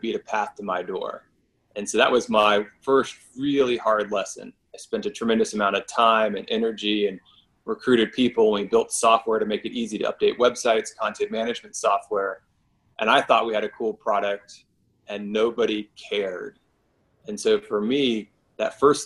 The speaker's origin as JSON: {"language": "English", "region": "Florida", "country": "United States", "tie": "born or raised there", "also_born_or_lived": "Durham, North Carolina", "moved": "as an adult", "said": "I grew up in Florida"}